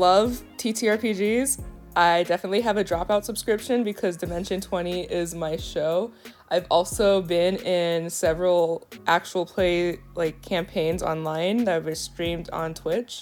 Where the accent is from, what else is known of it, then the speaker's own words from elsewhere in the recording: San Gabriel Valley, California, United States; moved away as an adult; also born or lived in DMV area; now in Washington DC area, United States; I grew up in the San Gabriel Valley in California